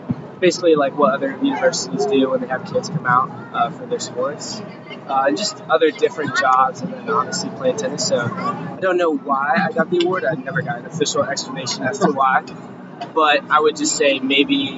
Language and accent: English; San Antonio, Texas, United States; also born or lived in Florida; I grew up in Florida for 7 years and then San Antonio, Texas for the next 10, 11 years.